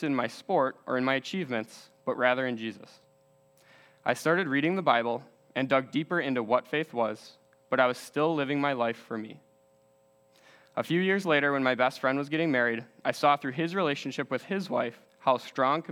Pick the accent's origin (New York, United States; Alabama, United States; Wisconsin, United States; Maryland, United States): Wisconsin, United States; West Bend; Growing up in West Bend, Wisconsin, my family lived a very good life